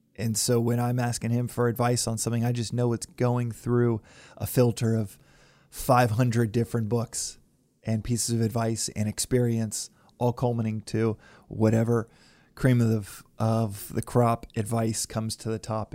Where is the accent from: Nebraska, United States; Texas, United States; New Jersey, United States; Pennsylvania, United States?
Texas, United States; moved away; back home where I grew up in Texas